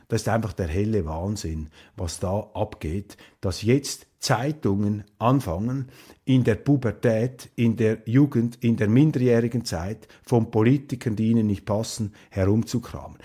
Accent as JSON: {"language": "German", "country": "Switzerland", "said": "hier als Schweizer, äh, jenseits der Landesgrenze"}